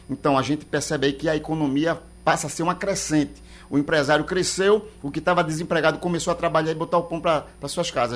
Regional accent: Pernambuco, Brazil; eu sou pernambucano

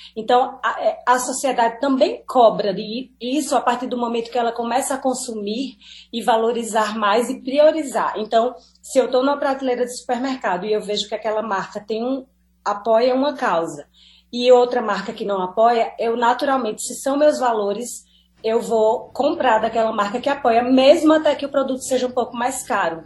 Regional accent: Petrolina, Pernambuco, Brazil; also born or lived in Bahia; eu sou do Vale, eu sou de Petrolina, mas eu sou peba, metade pernambucana, metade baiana

